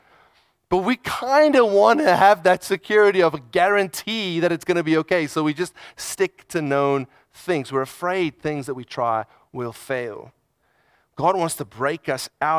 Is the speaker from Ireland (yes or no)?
no; South Africa; I'm South African